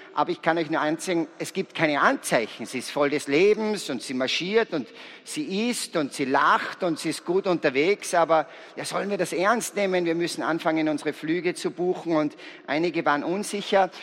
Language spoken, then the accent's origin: German; Salzburg, Austria; Ich bin ein Salzburger, ich komme aus einem sehr gesegneten Elternhaus